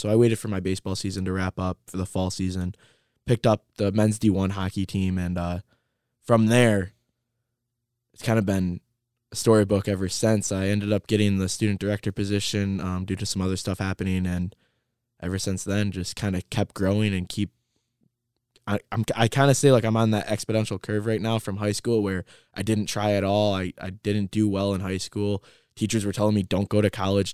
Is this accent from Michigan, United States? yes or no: yes; Trenton, Michigan, United States; also born or lived in Lincoln Park, Michigan; I started growing up in Lincoln Park, Michigan, and then I ended up moving to Trenton, and I, I went to Trenton Public Schools